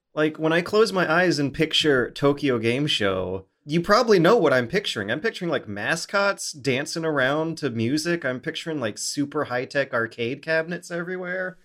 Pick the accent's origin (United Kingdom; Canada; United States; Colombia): Canada; I'm a Canadian, uh, internet video producer